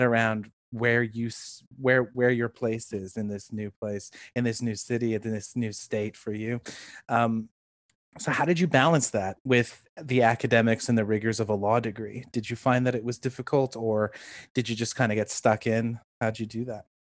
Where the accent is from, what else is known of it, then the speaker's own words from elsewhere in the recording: Toronto, Ontario, Canada; also born or lived in London, United Kingdom; I grew up in Toronto